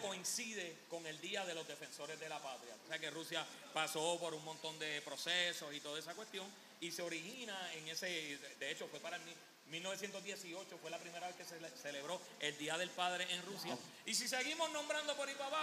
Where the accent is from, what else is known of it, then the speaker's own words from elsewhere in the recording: Puerto Rico; aquí en Puerto Rico somos territorio americano